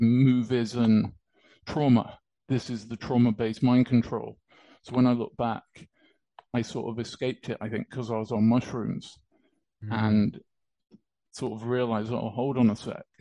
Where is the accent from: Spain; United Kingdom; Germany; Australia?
United Kingdom; accent: British; my accent. It's uh, British